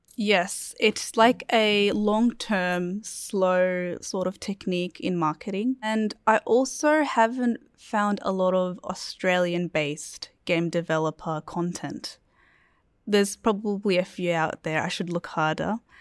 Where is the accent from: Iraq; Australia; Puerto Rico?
Iraq; moved away; I come from Iraq